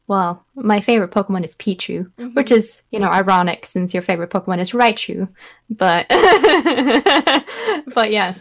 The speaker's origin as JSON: {"language": "English", "country": "Norway", "said": "I am a Norwegian full-time streamer from Norway"}